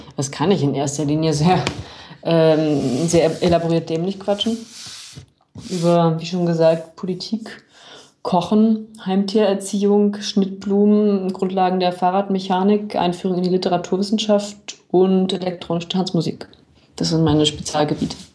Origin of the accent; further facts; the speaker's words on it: Berlin, Germany; moved away as an adult; now in Munich, Germany; meine Heimatstadt Berlin